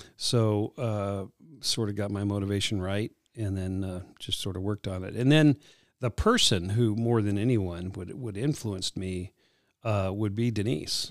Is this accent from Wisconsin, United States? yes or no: no; Southern California, United States; growing up in Southern California